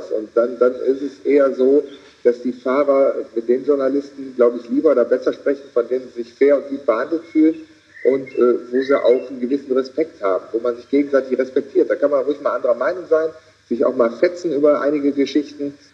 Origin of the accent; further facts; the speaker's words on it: Rhineland, Germany; Ich wollte aus irgendwelchen Gründen als Rheinländer auch im Rheinland bleiben.